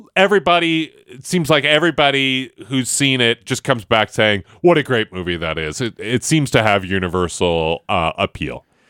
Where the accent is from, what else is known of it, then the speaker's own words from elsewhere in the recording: Buffalo, New York, United States; moved away; I grew up in Buffalo, which is a, a big hockey community